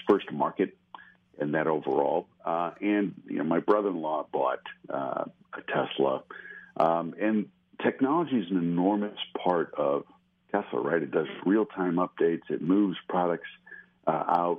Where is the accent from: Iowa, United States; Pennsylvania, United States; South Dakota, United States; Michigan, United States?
Michigan, United States; Adrian; moved away; originally I'm from Adrian, Michigan.